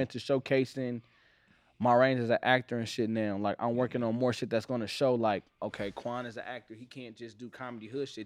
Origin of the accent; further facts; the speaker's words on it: Los Angeles, California, United States; I'm from Watts